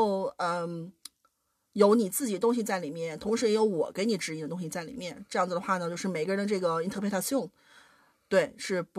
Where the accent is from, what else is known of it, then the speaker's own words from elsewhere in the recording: Shanxi, China; now in Germany; 我是山西人，